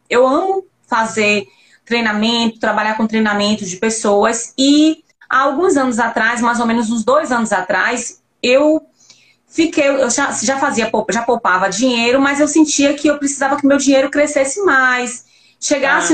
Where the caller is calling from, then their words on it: Lauro de Freitas, Bahia, Brazil; Eu falo daqui de Lauro de Freitas, Bahia